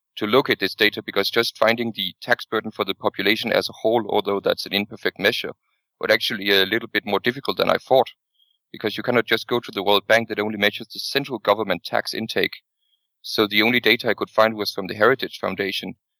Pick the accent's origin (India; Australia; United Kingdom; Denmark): Denmark; I come from Denmark